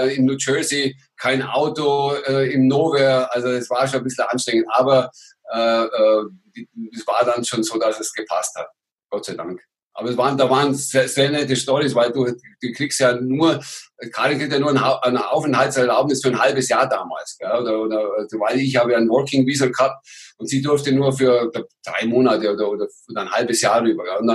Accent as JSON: {"language": "German", "country": "Germany", "said": "Und, und ich als Deutscher, auch nicht der Kleinste, wurde natürlich immer herausgefordert."}